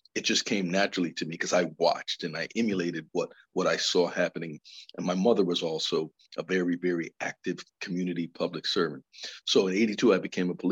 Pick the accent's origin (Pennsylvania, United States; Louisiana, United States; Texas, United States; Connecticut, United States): Connecticut, United States; New Haven; I ran that program in Bridgeport because I'm from New Haven